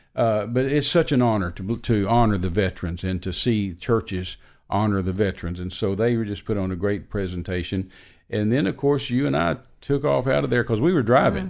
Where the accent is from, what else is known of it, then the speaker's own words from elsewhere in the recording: Texas, United States; I'm an American. I was born in Texas.